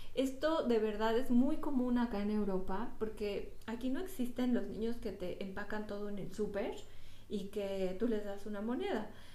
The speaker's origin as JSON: {"language": "Spanish", "town": "Toluca", "region": "State of Mexico", "country": "Mexico", "moved": "yes", "said": "la ciudad de Toluca, de donde yo soy"}